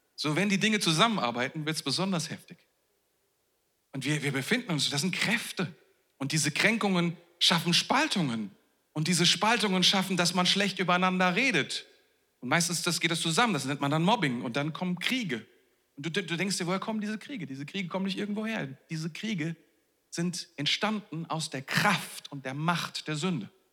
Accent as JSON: {"language": "German", "country": "Germany", "said": "wir sind ja Deutsche"}